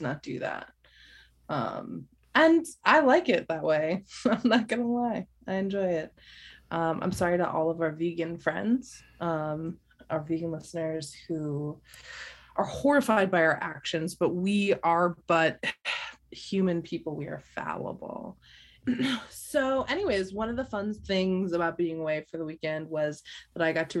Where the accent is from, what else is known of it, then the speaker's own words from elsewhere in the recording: Boston, Massachusetts, United States; now in Midwest, United States; I grew up in Boston, and there is lobster plenty there